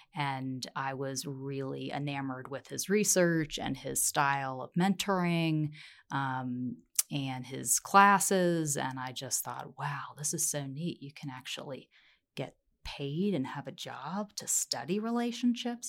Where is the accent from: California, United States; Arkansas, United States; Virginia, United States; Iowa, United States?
Virginia, United States; now in Colorado, United States; I was born in Virginia, but Colorado is my home at heart